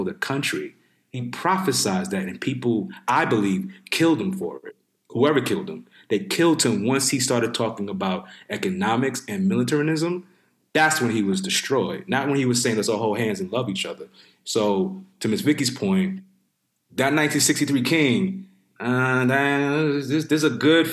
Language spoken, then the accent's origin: English; New York City, New York, United States; I grew up in New York City, grew up in the Bronx.